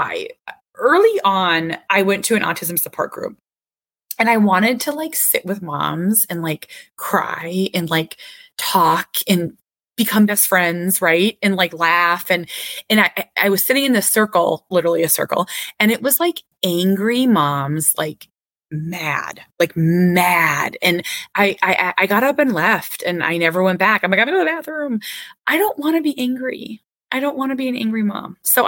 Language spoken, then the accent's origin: English; Minnesota, United States; I'm Minnesotan. I'm Minnesota nice